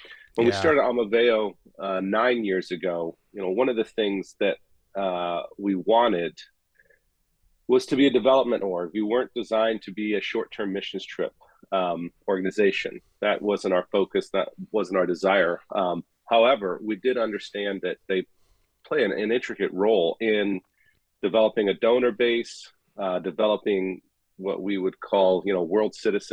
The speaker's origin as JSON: {"language": "English", "country": "Gabon", "tie": "born or raised there", "said": "I actually served overseas and ran a volunteer missions post in the country I grew up in Gabon."}